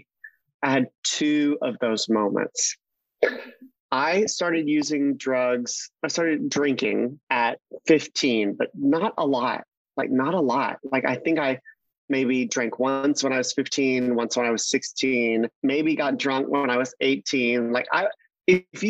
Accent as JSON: {"language": "English", "region": "Mississippi", "country": "United States", "tie": "born or raised there", "also_born_or_lived": "New York City", "moved": "as an adult", "lives_now": "Los Angeles, United States", "said": "I grew up in Mississippi"}